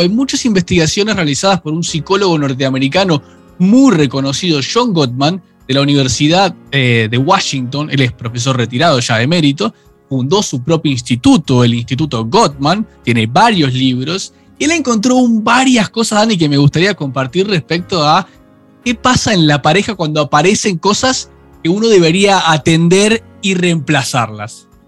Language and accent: Spanish; Argentina